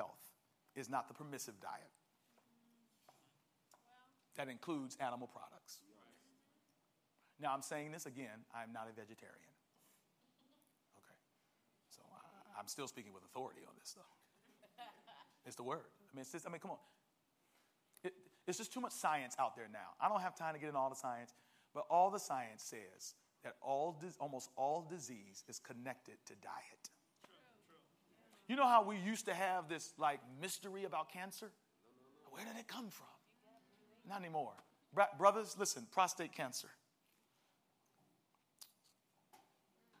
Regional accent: Maryland, United States; I'm from Maryland

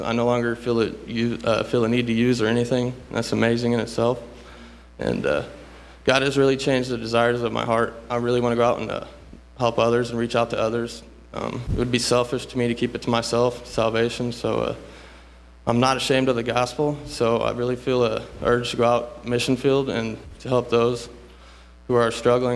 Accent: Rochester, Indiana, United States; I'm from Rochester, Indiana. I, I pretty much grew up in the church

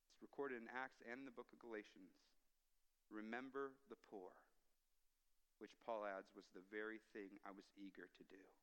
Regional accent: United States; now in Canada; as an American

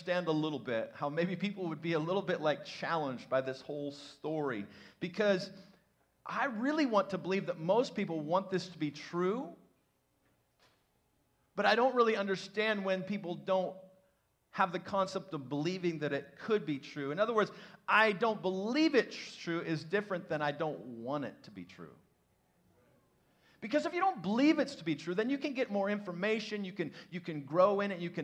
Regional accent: Midwest, United States; I was raised in the Midwest.

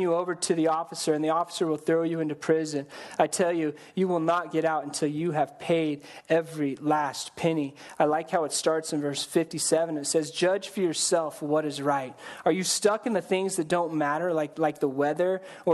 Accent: Colorado, United States; I grew up in Colorado

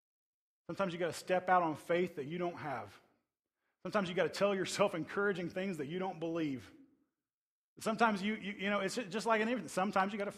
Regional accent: Tornado Alley, United States; I grew up in the Tornado Alley

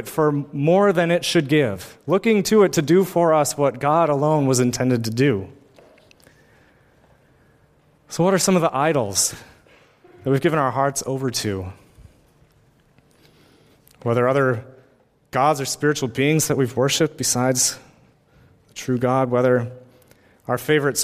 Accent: United States; as an American-born white male with a college education

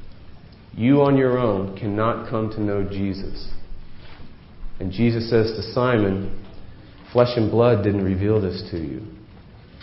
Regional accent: New England, United States; These are the folks I grew up with in New England

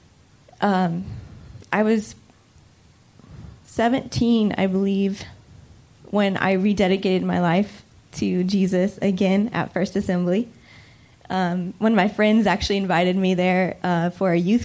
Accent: Lafayette, United States; I grew up here in Lafayette, born and raised

